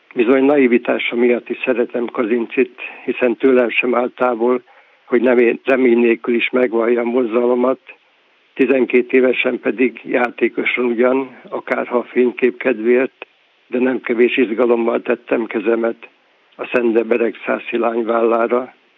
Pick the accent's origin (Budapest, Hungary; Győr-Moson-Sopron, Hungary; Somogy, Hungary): Győr-Moson-Sopron, Hungary; Győr; also born or lived in Berehove, Ukraine; hazajöttünk Győrbe